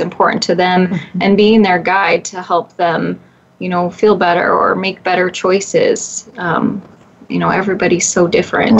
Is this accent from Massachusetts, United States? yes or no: no; Redding, California, United States; moved away as an adult; also born or lived in Long Island, New York; now in Portland, United States; my hometown of Redding, California